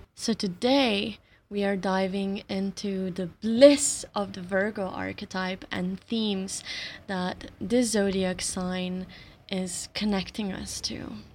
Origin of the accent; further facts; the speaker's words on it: Slovenia; first language Slovenian; English is a second language; my native language, my mother tongue, Slovenian